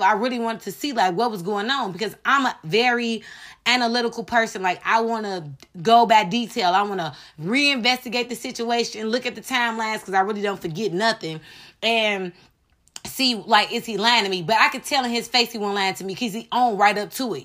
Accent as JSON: {"language": "English", "country": "United States", "said": "as American people"}